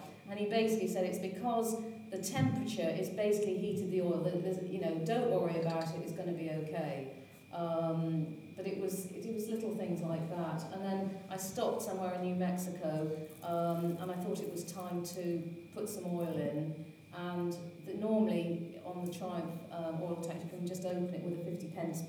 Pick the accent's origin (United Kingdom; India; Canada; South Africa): United Kingdom; Hereford, West Midlands; moved away as an adult; also born or lived in Paris, France / Boston, United States / New York, United States; I'm originally from Hereford